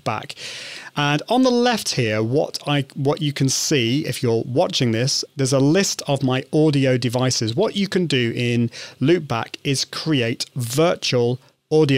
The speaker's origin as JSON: {"language": "English", "country": "United Kingdom", "said": "I'm British, so I call it route"}